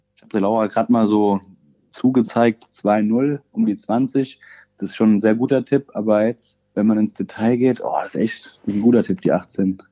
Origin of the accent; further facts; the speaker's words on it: Rosbach vor der Höhe, Hesse, Germany; moved away as an adult; now in Rockenberg, Germany; bin ja eigentlich ein Ur-Rosbacher